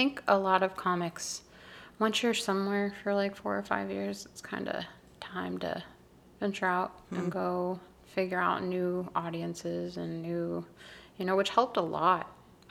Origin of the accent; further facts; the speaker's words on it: North Carolina, United States; Because I'm from North Carolina, and it gets hot there.